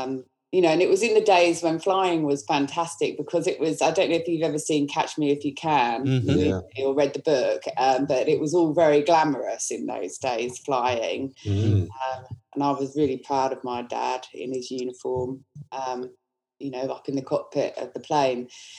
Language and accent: English; England, United Kingdom; now in Australia; Yes, that's right. I'm English.